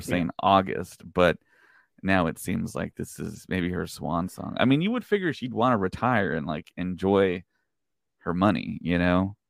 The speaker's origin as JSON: {"language": "English", "region": "Texas", "country": "United States", "said": "I'm from Texas"}